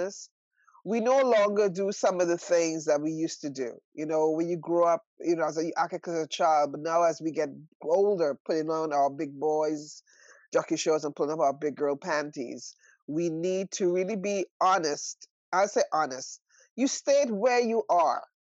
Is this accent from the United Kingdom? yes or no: no; Trinidad & Tobago; I am from Trinidad and Tobago. So I grew up in a polygamous village